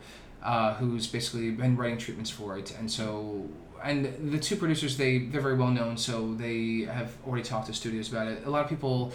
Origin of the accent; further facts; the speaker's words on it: New Jersey, United States; I'm from New Jersey originally.